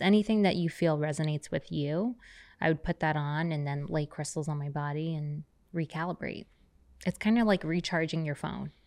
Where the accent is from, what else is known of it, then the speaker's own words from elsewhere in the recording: New York City, New York, United States; now in Laguna Beach, United States; I grew up on the Lower East Side.